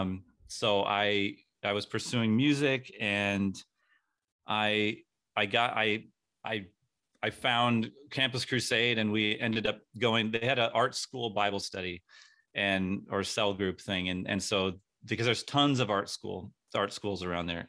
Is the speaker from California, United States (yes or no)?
yes; San Diego, California, United States; I grew up in San Diego